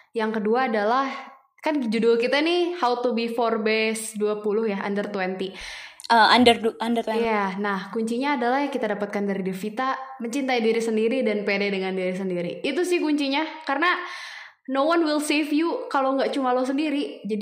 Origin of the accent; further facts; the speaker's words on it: Bandung, West Java, Indonesia; nggak tahu jujur saya orang Bandung Sunda ya mas ya